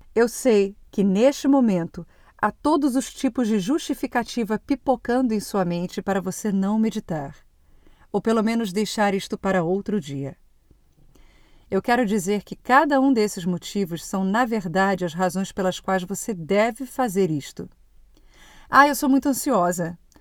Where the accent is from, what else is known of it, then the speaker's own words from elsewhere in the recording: Brazil; moved away as an adult; now in Portugal; E o ano que eu saí do Brasil foi muito intenso